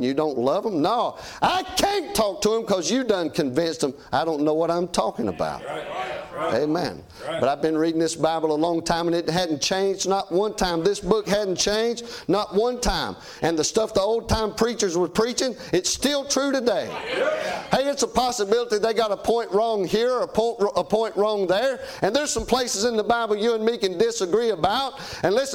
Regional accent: United States; I'm an American

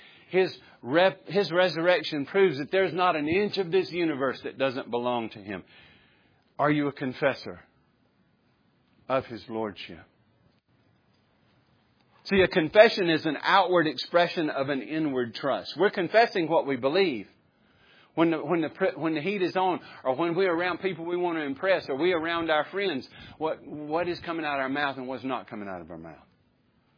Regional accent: the South, United States; growing up in the South or maybe even in America

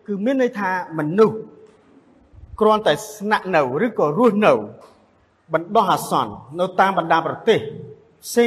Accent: Cambodia; សញ្ជាតិរបស់ខ្លួនយើងជា ខ្មែរយើងជនជាតិខ្មែរយើងសញ្ជាតិក៏ខ្មែរដែរ

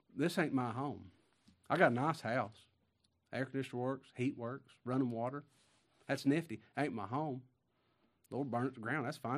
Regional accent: Kentucky, United States; also born or lived in Mississippi; I'm from Kentucky.

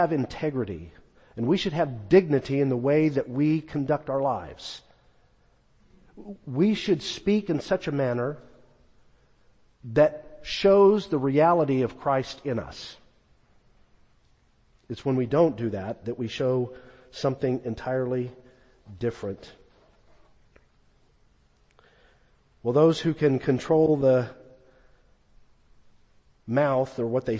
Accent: California, United States; now in Texas, United States; When I was a young boy growing up in California

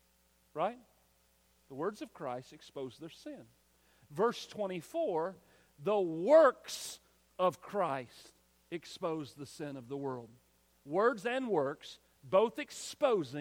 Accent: United States; we're American

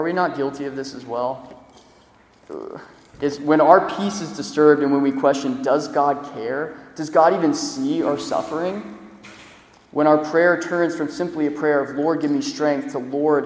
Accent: Florida, United States; I'm from Florida.

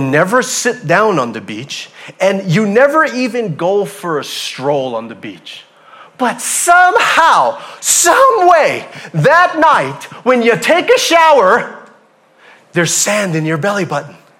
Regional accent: Hawaii, United States; moved away; I'm from Hawaii

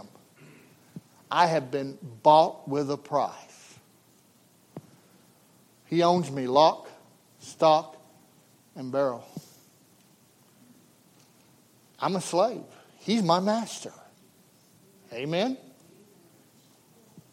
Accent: United States; as an American

